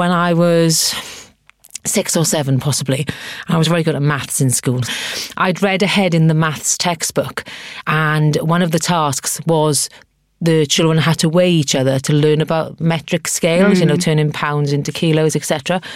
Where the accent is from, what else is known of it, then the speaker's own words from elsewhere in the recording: Abercynon, Wales, United Kingdom; moved away; I was brought up in the South Wales Valleys in a place called Abercynon.